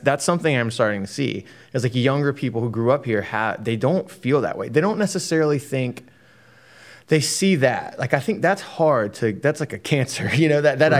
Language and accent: English; Rock Hill, South Carolina, United States; where I grew up in Rock Hill, where there wasn't really anything at all